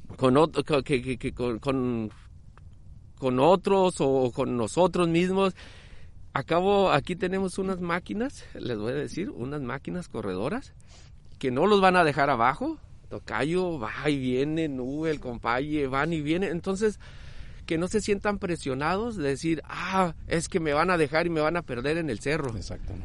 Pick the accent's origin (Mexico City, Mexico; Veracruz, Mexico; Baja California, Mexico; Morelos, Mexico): Baja California, Mexico; Tijuana; also born or lived in Jalisco; soy de Jalisco, pero criado en Tijuana desde los ocho años.